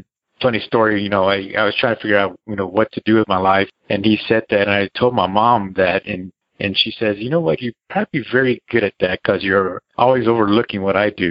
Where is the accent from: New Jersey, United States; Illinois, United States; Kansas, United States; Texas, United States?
Texas, United States; San Antonio; also born or lived in Austin, Texas; I grew up in San Antonio